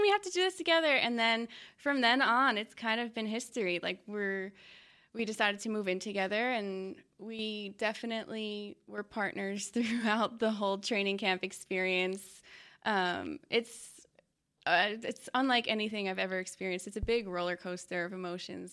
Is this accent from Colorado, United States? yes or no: no; Long Island, New York, United States; moved away as an adult; now in Dallas, United States; I'm from New York.